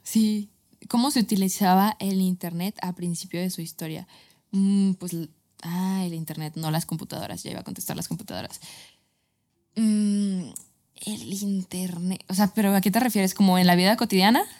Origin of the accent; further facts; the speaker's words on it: Guadalajara, Jalisco, Mexico; yo soy tapatía